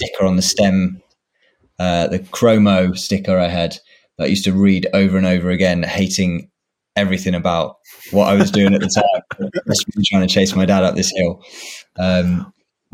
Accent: Swindon, South West England, United Kingdom; now in London, United Kingdom; I grew up in Swindon

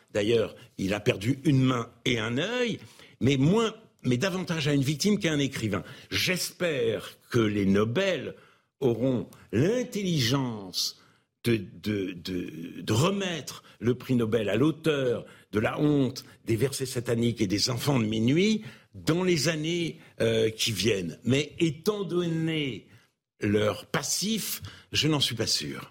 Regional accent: France; Je ne suis pas fier d'être français

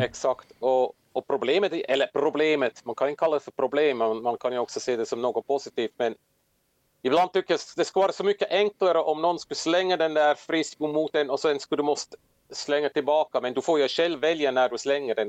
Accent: Switzerland; moved away as an adult; also born or lived in Åland, Finland; now in Finland; jag kommer som sagt från Schweiz, växte upp i Alperna

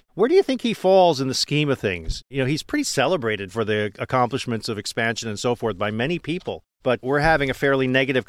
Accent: California, United States; So having been raised as a Californian, I mean born as a Californian

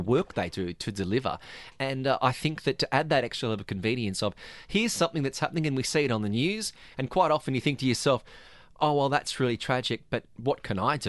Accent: Australia; now in Dubai, United Arab Emirates; I, I come from Australia

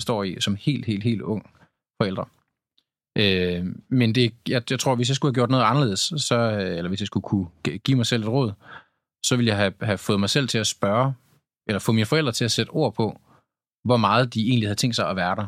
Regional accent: Tylstrup, North Denmark Region, Denmark; moved away; jeg var hjemme i Tylstrup, hvor jeg kommer fra, en lille bitte øh, landsby

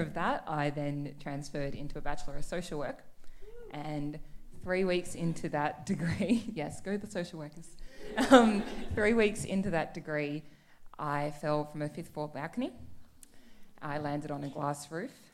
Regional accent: Canberra, Australian Capital Territory, Australia; moved away as an adult; also born or lived in Melbourne; I grew up in Canberra

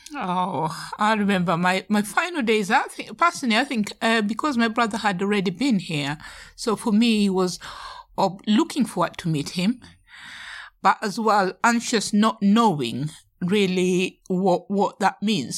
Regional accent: Nairobi, Kenya; now in United Kingdom; I was brought up in Nairobi, the city

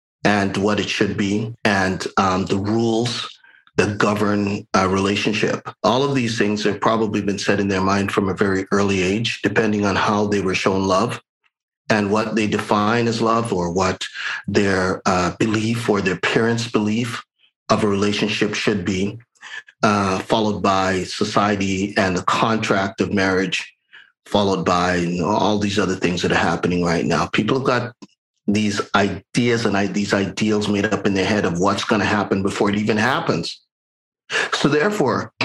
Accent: Jamaica; now in Canada; I'm a Jamaican

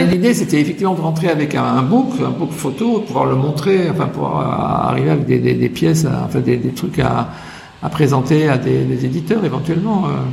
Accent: Paris, Île-de-France, France; moved away; also born or lived in United States; à Paris, j'étais quand même dans une famille assez aisée, euh, dans un cocon

